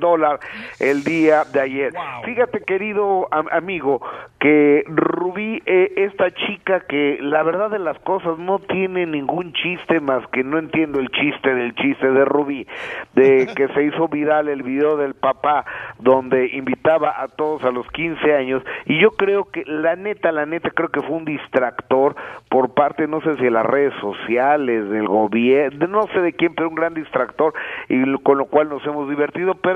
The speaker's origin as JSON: {"language": "Spanish", "country": "Mexico", "said": "soy el único mexicano contento"}